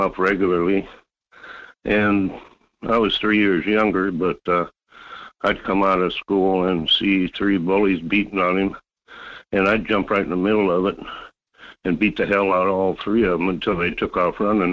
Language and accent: English; Fairbanks, Alaska, United States; now in North Pole, United States; I grew up in Fairbanks